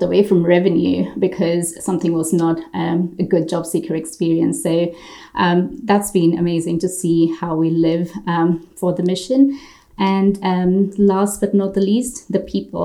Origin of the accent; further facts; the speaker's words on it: India; English is a second language; moved away as an adult; now in United Kingdom; So I was born in India and I grew up there up until I was 24.